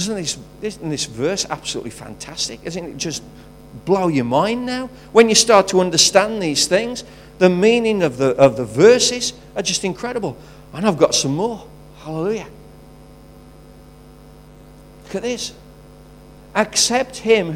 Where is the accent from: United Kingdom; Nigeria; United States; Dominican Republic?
United Kingdom; England; I'm English